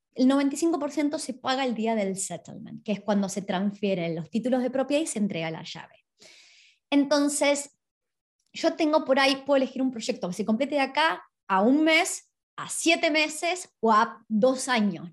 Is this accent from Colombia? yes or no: no; Argentina; now in Australia; yo soy de Argentina